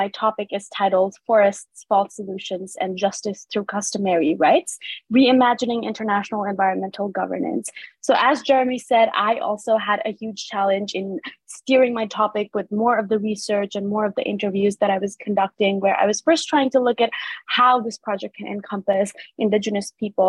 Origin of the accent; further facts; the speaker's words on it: Nepal; moved away; my home country, Nepal